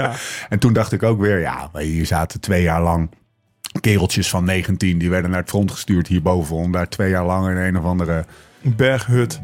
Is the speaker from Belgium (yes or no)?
no; Netherlands; Wij kijken er als Nederlanders